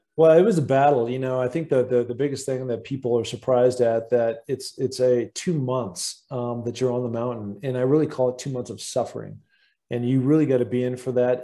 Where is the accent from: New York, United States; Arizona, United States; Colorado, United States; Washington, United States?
Washington, United States; Seattle; growing up in Seattle, Washington